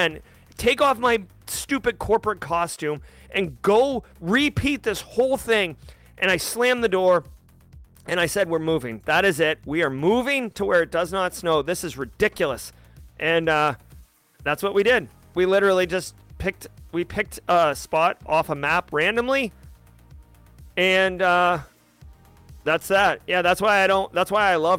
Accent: Massachusetts, United States; moved away as an adult; now in South Carolina, United States; I am not originally from South Carolina. I'm originally from Massachusetts. When I was old enough to financially afford it, I moved.

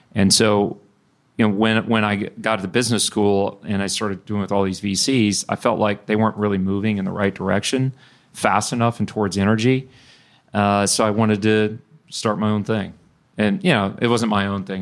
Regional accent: Bryan, Texas, United States; also born or lived in Houston; I grew up in Bryan

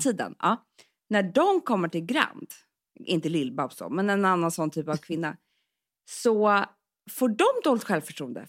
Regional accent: Stockholm, Stockholm County, Sweden; vi är ju uppväxta på Söder

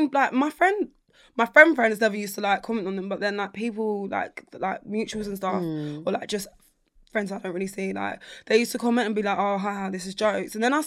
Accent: London, United Kingdom; I'm from South London

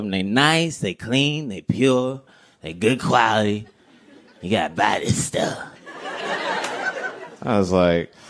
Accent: Greensboro, North Carolina, United States; I was raised in the South. They teach you things differently as a young black kid in the South. Like I'm from a place called Greensboro, North Carolina

